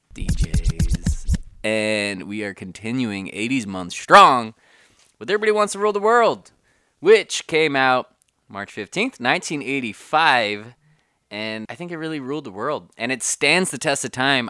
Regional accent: California, United States; born and raised in Cali, and I was the first in my family to do so

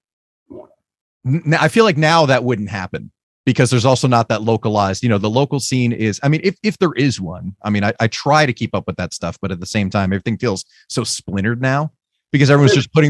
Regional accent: Lakewood, New Jersey, United States; I grew up in Lakewood, so down near the shore area

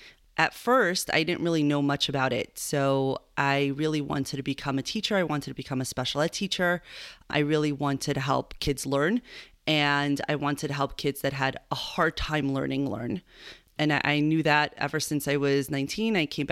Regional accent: Long Island, New York, United States; also born or lived in Argentina; I was born in New York. I did a little stint in Argentina, and I grew up in Long Island.

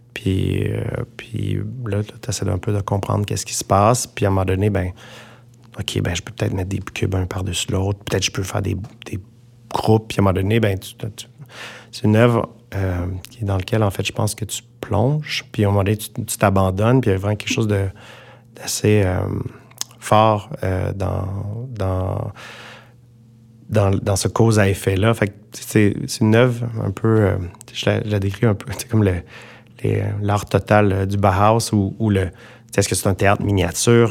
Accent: Montreal, Quebec, Canada; en tant que Montréalais

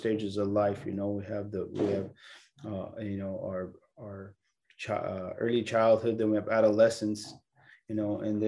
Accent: California, United States; I was born here in California

